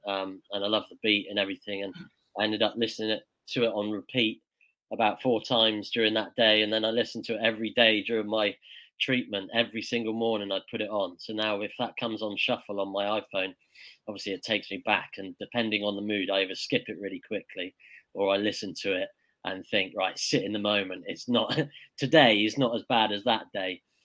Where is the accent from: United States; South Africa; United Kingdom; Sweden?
United Kingdom; Weymouth, South West England; I'm from Weymouth in Dorset, down on the south coast of England